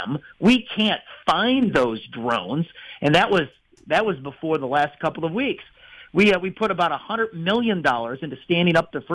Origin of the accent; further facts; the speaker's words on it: Illinois, United States; I'm from Illinois